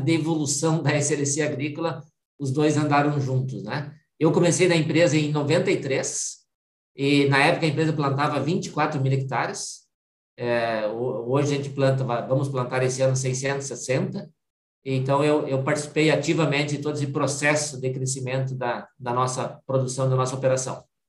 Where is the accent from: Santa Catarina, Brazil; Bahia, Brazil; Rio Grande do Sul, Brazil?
Rio Grande do Sul, Brazil; Vista Gaúcha; also born or lived in Frederico Westphalen; Eu sou um filho de pequeno produtor do município de Vista Gaúcha, noroeste do estado do Rio Grande do Sul.